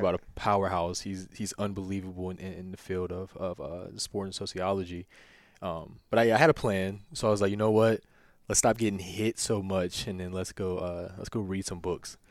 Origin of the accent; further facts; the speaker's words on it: near Lynchburg, Virginia, United States; now in Winchester, United States; I'm from the country. Like, I grew up in Evanston. I just tell people I'm from Lib, I'm from Lynchburg